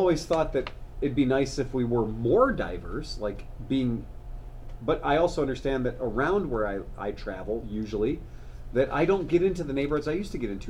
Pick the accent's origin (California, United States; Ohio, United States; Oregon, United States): Ohio, United States; As a person who is from Ohio